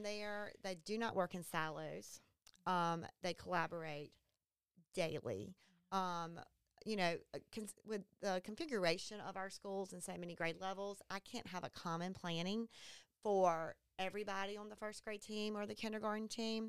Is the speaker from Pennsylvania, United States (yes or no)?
no; Beaufort County, North Carolina, United States; I was actually born and raised in Beaufort County